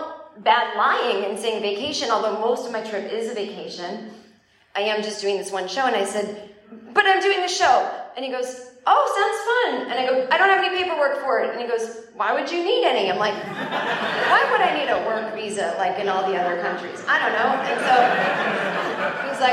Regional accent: United States; also born or lived in New York / Los Angeles

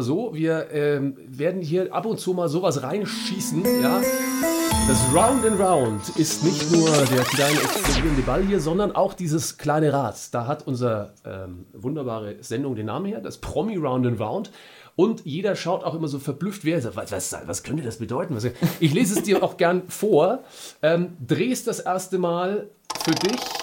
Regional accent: Franconia, Germany; bei uns in Franken

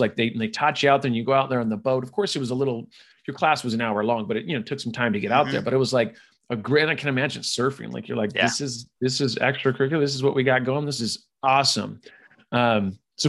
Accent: California, United States; I was from California

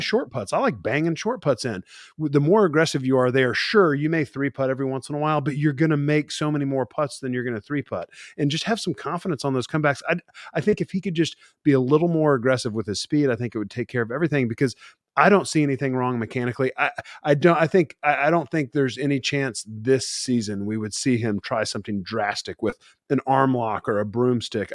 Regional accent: Amarillo, Texas, United States; I'm born and raised in Amarillo, Texas, and I grew up a Cowboys fan

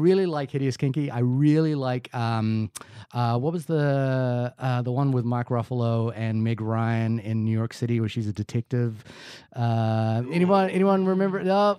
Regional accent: New Zealand; I am a New Zealander.

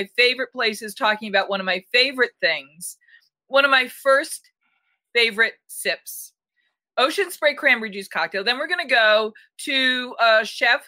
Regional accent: New England, United States; I grew up in New England

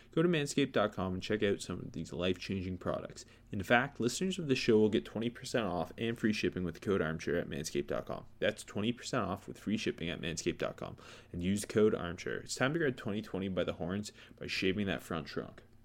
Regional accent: Indiana, United States; Born and raised in Indiana.

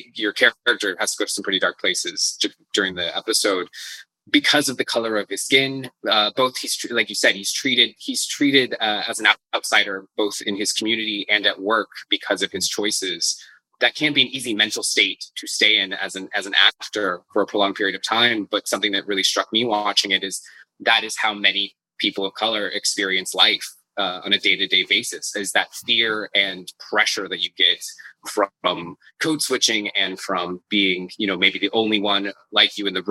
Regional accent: United States; as an American

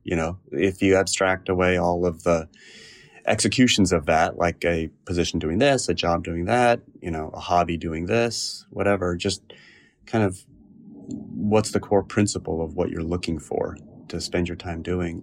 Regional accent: Cupertino, California, United States; also born or lived in San Francisco; I grew up in the South Bay in Cupertino, California

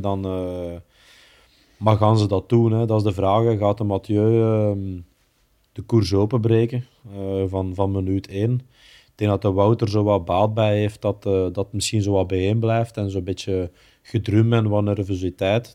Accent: Belgium; we als Belgen

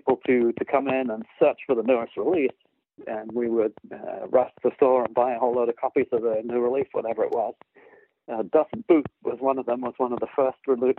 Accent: United Kingdom; which, of course, me as a Brit

